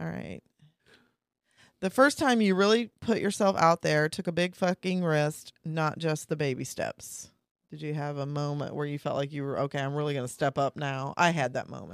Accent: Kansas, United States; moved away; I'm from Kansas, two hours away

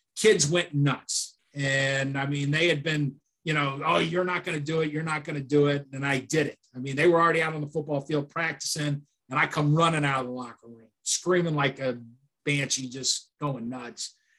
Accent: Chicago, Illinois, United States; moved away; also born or lived in Miami; growing up in Chicago

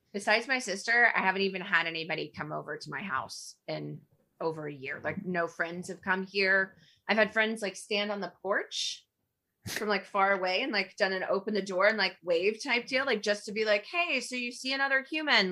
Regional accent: Alabama, United States; moved away; I am not from here. I grew up in Alabama, like, in the nineties

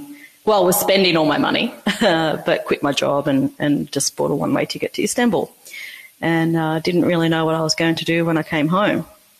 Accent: Wollongong, New South Wales, Australia; moved away as an adult; also born or lived in Hunter Valley; I grew up there my whole life, born in Wollongong Hospital

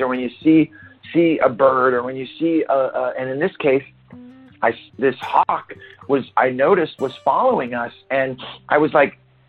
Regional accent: Santa Cruz, California, United States; Santa Cruz, that's my hometown.

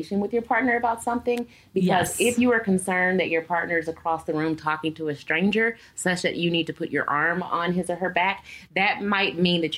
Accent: Texas, United States; moved away as an adult; now in Los Angeles, United States; I'm from Texas

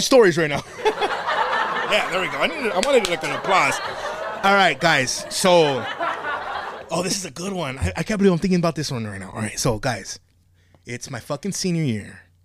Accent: Monterey Park, California, United States; I grew up in Monterrey, but I went to Rosemead High School

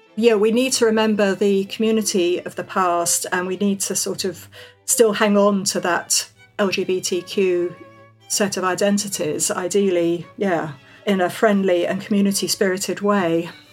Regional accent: London, United Kingdom; moved away as an adult; also born or lived in north of England; I'm a Londoner, I've worked in the north for many, many years

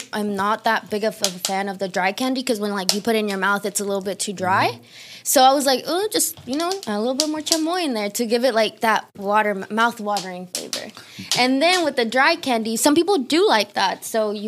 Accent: Dalton, Georgia, United States; I am from Dalton, Georgia

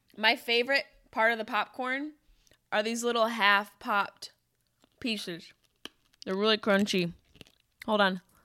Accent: Syracuse, New York, United States; my hometown of Syracuse, New York.

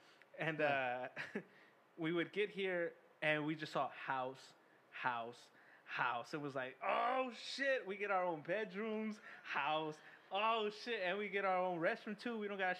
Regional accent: Austin, Texas, United States; also born or lived in Round Rock area; I grew up in East Austin, Southeast Austin.

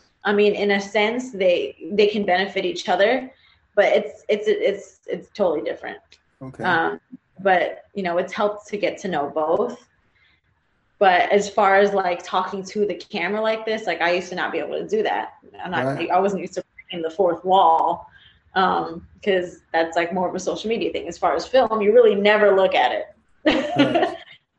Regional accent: Philippines; but to be more specific, because there's like a trillion different Asians out there, but I'm Filipino.

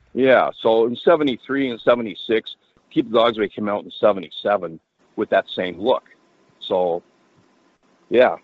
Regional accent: Vancouver, British Columbia, Canada; growing up in Vancouver

